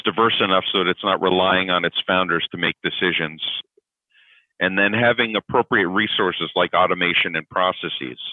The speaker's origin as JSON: {"language": "English", "region": "Connecticut", "country": "United States", "tie": "born or raised there", "also_born_or_lived": "New York", "moved": "as an adult", "lives_now": "Atlanta, United States", "said": "I'm originally from New York. I grew up in Connecticut"}